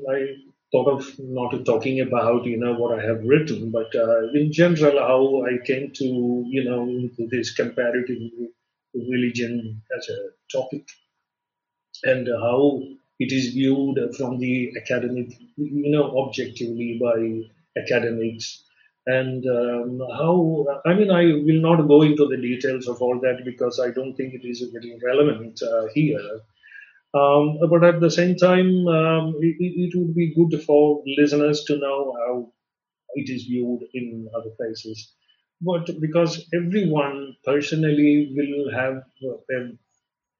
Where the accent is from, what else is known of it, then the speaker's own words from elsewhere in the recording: Kochi, Kerala, India; I was born and brought up in the Catholic capital of India, which is Cochin